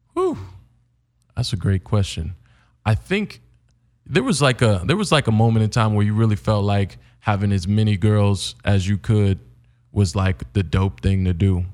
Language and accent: English; Indiana, United States; now in Los Angeles, United States; coming from Indiana